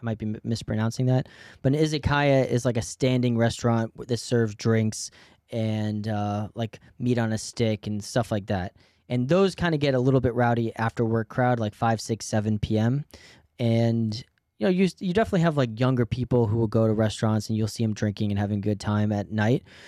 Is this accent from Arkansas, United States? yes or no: no; New York, United States; as an American, but also as a New Yorker